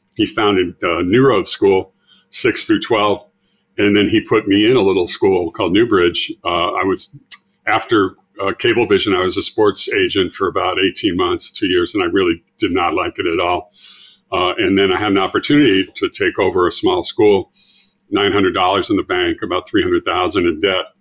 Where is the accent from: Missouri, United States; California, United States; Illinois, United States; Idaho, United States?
California, United States; Los Angeles; from Los Angeles